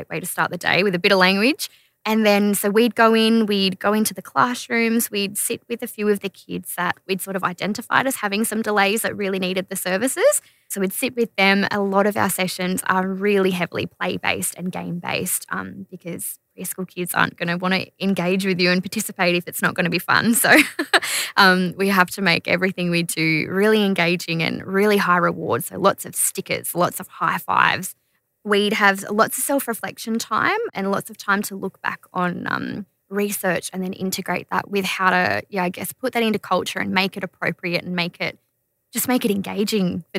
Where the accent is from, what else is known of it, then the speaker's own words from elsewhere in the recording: Kempsey, New South Wales, Australia; I went to school in Kempsey and I grew up in Kempsey